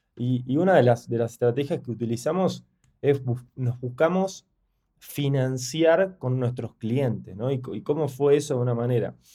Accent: Argentina; moved away as an adult; now in Mexico; nosotros venimos de Argentina

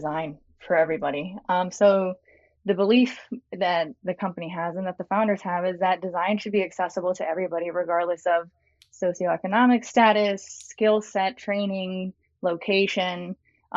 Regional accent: Los Angeles, California, United States; moved away as an adult; now in Austin, United States; I'm here in Austin, Texas now, but I actually grew up in Los Angeles, California. I spent my life there

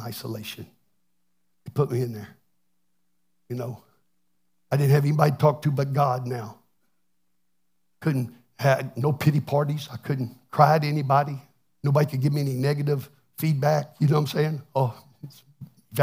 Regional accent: Texas, United States; now I'm from Texas. I can't even speak English very well.

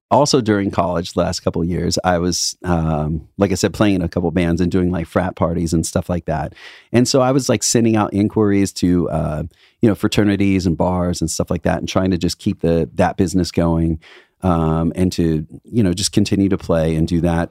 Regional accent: Indiana, United States; now in Los Angeles, United States; I come from Midwest

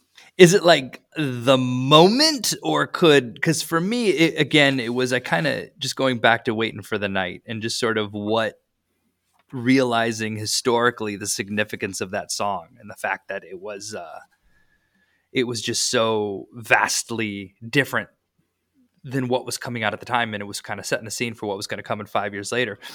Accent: Iowa, United States; moved away; also born or lived in Europe; I grew up in Iowa

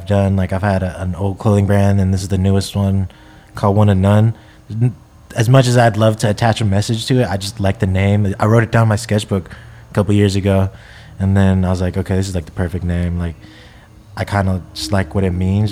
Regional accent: Japan; now in Bay Area, United States; living in the Bay Area, growing up in Japan

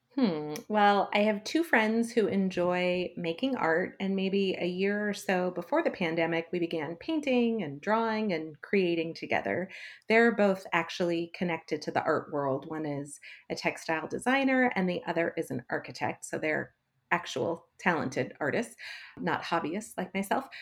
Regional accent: Los Angeles, California, United States; growing up in Los Angeles, we had some pretty unique opportunities

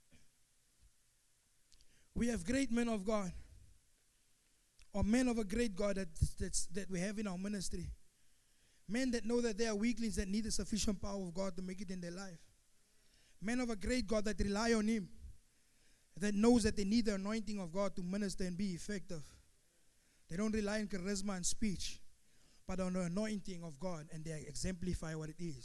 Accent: Pretoria, Gauteng, South Africa; where I'm from Pretoria

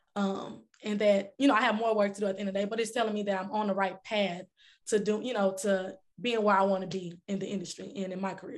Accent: Dallas, Texas, United States; I'm from Dallas, Texas

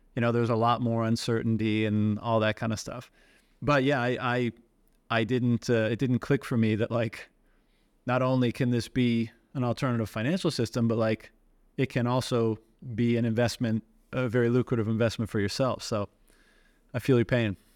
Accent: Newfoundland and Labrador, Canada; I'm from Newfoundland

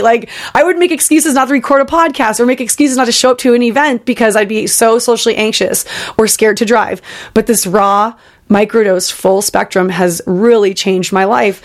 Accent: Bay Area, California, United States; I grew up in the Bay Area

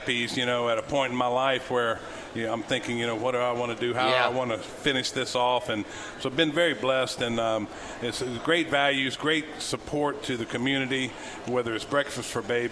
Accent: Mississippi, United States; now in Alabama, United States; I'm originally from Mississippi

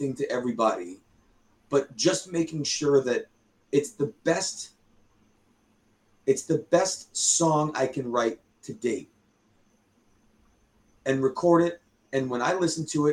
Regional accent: near Mr. J's in Rhode Island, United States; That's right by my hometown too

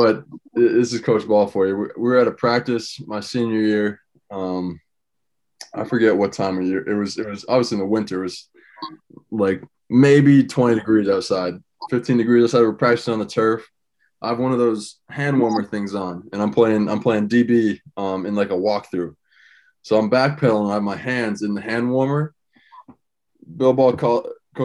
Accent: Exeter, New Hampshire, United States; my hometown and where I'm from

